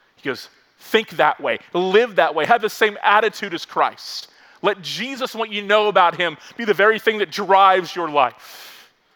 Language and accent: English; Florida, United States; also born or lived in Virginia; I grew up in Florida, lifelong Floridian, went to college in Virginia.